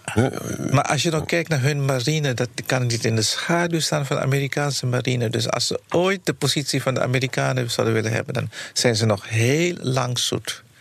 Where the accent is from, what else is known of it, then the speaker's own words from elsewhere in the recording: Netherlands; wij als Nederlanders